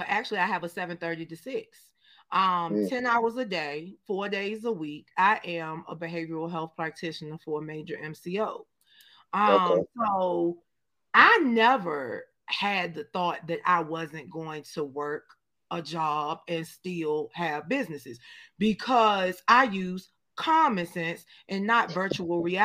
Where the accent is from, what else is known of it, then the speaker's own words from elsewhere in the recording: Danville, Virginia, United States; moved away as an adult; also born or lived in Richmond, Virginia; growing up in, shout out to my hometown, Danville, Virginia, I thank God that I was born and raised in the last capital of the Confederacy